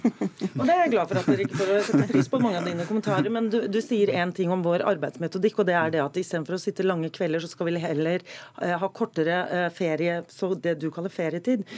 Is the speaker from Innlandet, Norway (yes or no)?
no; Oslo, Norway; jeg er tilfeldigvis fra Oslo